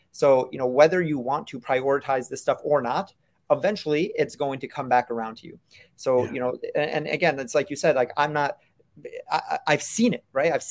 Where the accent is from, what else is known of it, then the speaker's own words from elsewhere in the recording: Brooklyn, New York, United States; I'm also from New York, so I talk fast and I talk loud and I gesture with my hands a lot. So that's that's part of the Brooklyn in me too.